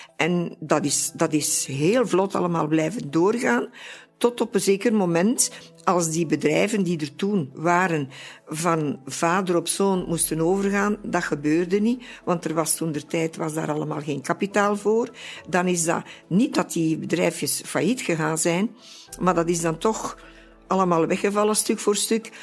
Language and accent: Dutch; Ninove, Flanders, Belgium; geboren in Meerbeke, een fusiedorp van het stadje Ninove, dat gelegen is aan de Dender. En eh, ik ben hier altijd ge, ge blijven wonen